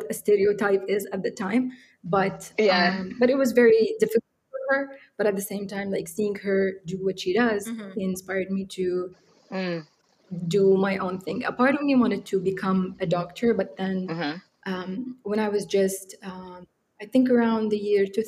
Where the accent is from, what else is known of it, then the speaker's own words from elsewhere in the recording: Benghazi, Cyrenaica, Libya; moved away as an adult; also born or lived in Egypt; I grew up in Benghazi. This is where I lived my whole life.